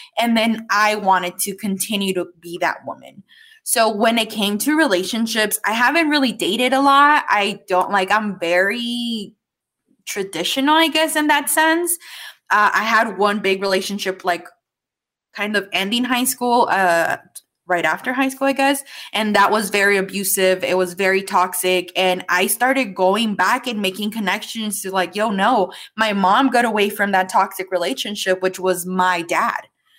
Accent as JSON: {"language": "English", "country": "Mexico", "tie": "born or raised there", "said": "Because I grew up in Mexico. I grew up very traditional, where like my aunts would hide from my grandpa to not get in trouble."}